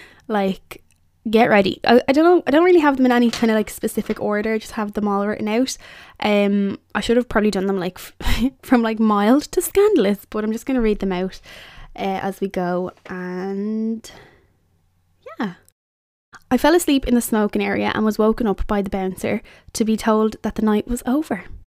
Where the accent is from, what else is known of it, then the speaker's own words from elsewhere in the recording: County Wicklow, Ireland; in like where I live in Wicklow, I come from Wicklow, we would have had like a Debs committee in sixth year.